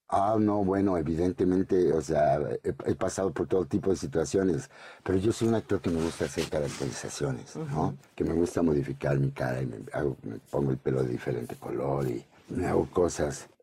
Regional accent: Puebla, Mexico; yo soy poblano

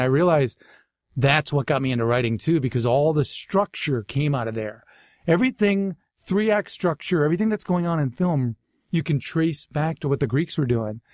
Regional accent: Natick, Massachusetts, United States; accent: Boston; moved away; also born or lived in Waltham, Massachusetts / Framingham, Massachusetts / Boston; I was born in, uh, Waltham, Massachusetts, but I really grew up in Natick, Massachusetts, in Framingham, Mass, which is like sixteen miles west of Boston

